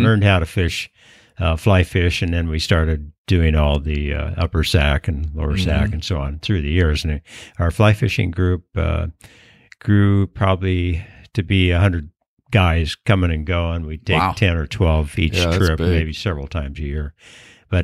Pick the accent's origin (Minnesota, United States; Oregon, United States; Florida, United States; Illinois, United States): Oregon, United States; Portland; moved away; I grew up in Portland, Oregon